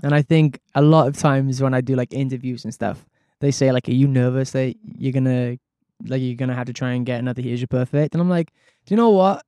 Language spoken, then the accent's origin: English; Wales, United Kingdom; my mom and dad are Scottish, so I was from Wales, so I never really got to see my family all that much